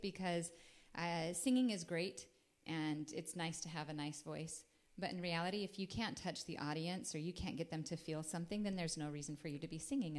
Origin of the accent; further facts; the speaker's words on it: Logan, Utah, United States; moved away as an adult; also born or lived in Las Vegas, Nevada / Houston, Texas; I was born and raised in Logan, Utah.